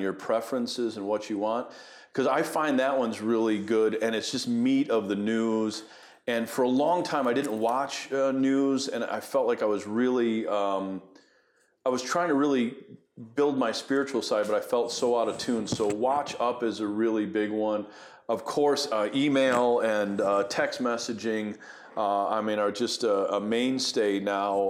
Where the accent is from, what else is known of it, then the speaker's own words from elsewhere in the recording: Buffalo, New York, United States; I grew up in Buffalo, New York